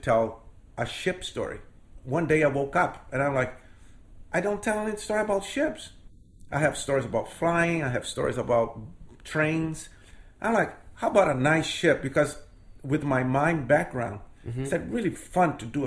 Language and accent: English; Rio de Janeiro, Brazil; English is a second language; moved away as an adult; now in Maine, United States; born and raised in Brazil